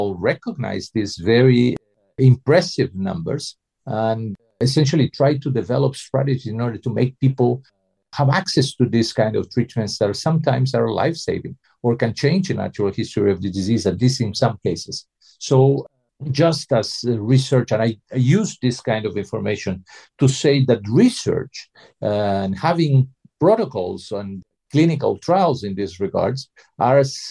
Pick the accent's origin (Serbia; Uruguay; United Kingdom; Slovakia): Uruguay; moved away; I'm from Uruguay originally